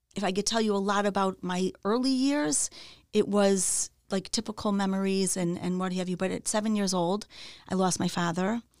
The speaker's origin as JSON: {"language": "English", "town": "Chicago", "region": "Illinois", "country": "United States", "tie": "born or raised there", "also_born_or_lived": "Wilmette, Illinois", "said": "So, um, I grew up in Chicago. I was born in Chicago, in the city."}